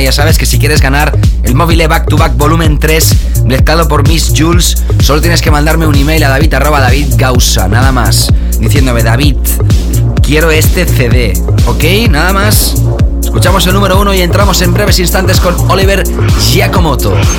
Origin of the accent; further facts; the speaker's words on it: Barcelona, Catalonia, Spain; Barcelona, mi ciudad natal